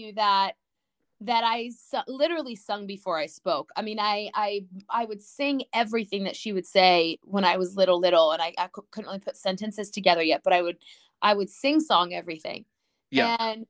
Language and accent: English; Georgia, United States; also born or lived in Houston, Texas; I grew up in Georgia. I was actually born in Texas, but didn't live there very long